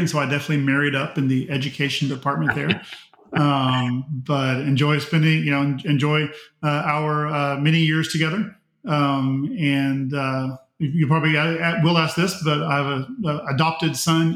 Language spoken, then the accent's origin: English; Pearland, Texas, United States; I grew up in United Methodist Church, Pearland First United Methodist Church, was baptized there, attended all the way through and graduated from there.